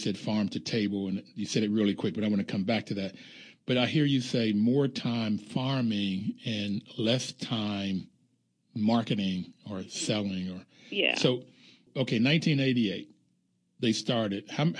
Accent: Bluefield, West Virginia, United States; I grew up in Bluefield, West Virginia. There was always hills and you had to have the rows correct.

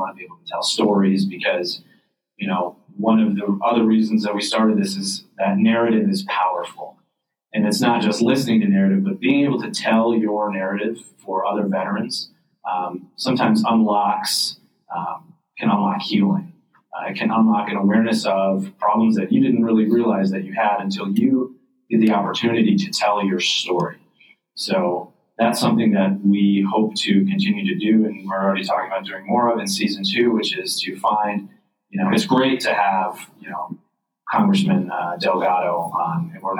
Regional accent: Red Creek, New York, United States; I grew up in rural in Red Creek, and Fairhaven is on Lake Ontario, sort of in Cayuga County, close to Wake County.

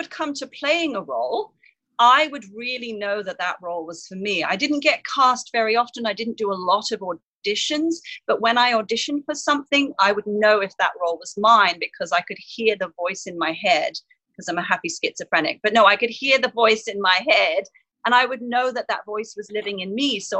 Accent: England, United Kingdom; I had a lot of insecurities growing up in England

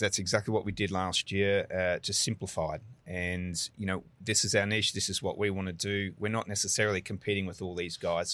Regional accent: Brisbane, Queensland, Australia; moved away as an adult; now in Houston, United States

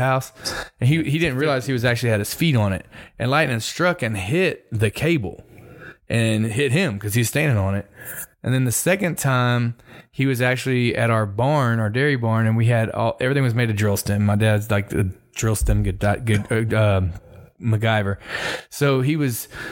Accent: Michigan City, Indiana, United States; now in Texas, United States; I was born in Michigan City, Indiana

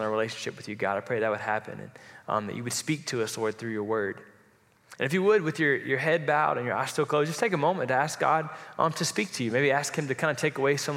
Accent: Florida, United States; I grew up in Florida, and my wife and I did

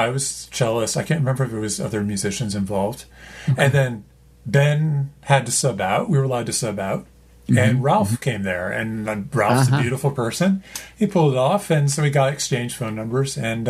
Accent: Canada; I'm Canadian. Eh?

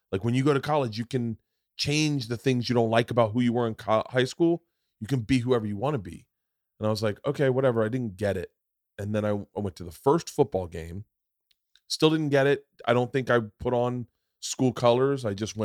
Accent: Florida, United States; growing up in Florida, you never had civic pride. You never really gave a fuck about Florida.

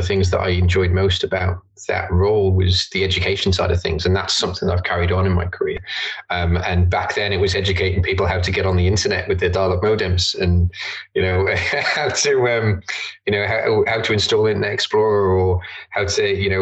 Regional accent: Isle of Man; Born and bred in the Isle of Man, grew up here.

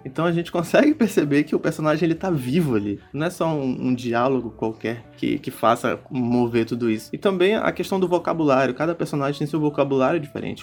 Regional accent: Brazil; que sou brasileiro

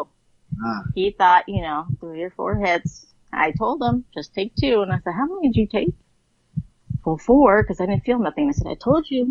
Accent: Oceanside, California, United States; growing up in Oceanside

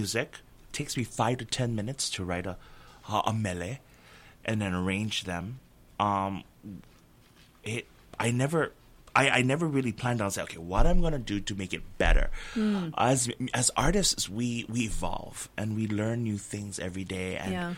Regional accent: Hilo, Hawaii, United States; Hilo, my hometown.

